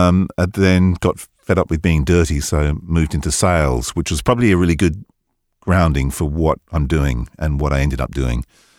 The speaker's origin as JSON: {"language": "English", "region": "East of England", "country": "United Kingdom", "tie": "born or raised there", "moved": "yes", "lives_now": "United States", "said": "But I grew up in Hertfordshire, born in the late 50s, two older brothers, so I was exposed to a lot of music through the 60s."}